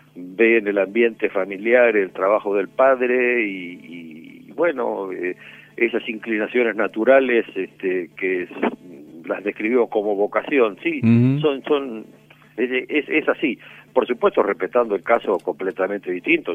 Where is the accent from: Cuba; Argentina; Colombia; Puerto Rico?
Argentina; Puerto Belgrano, Buenos Aires Province; Yo nací en Puerto Belgrano